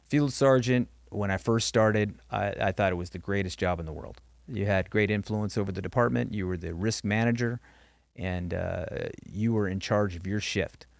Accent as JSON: {"language": "English", "town": "Norwalk", "region": "California", "country": "United States", "tie": "born or raised there", "said": "I grew up in Norwalk, California"}